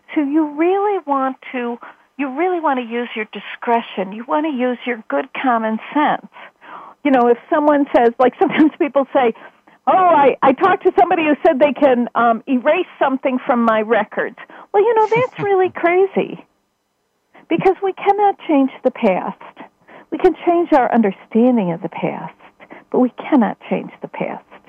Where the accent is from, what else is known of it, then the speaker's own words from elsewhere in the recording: Chicago, Illinois, United States; in my home in my hometown